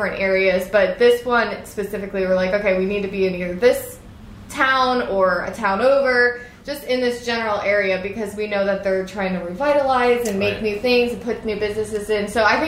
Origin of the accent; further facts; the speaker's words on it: the Poconos, Pennsylvania, United States; now in Royersford, United States; I'm actually originally from the Poconos.